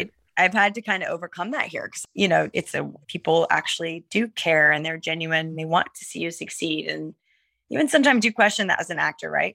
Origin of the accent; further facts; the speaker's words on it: the South, United States; also born or lived in New York; now in Atlanta, United States; I'm from the South originally. My parents are in North Carolina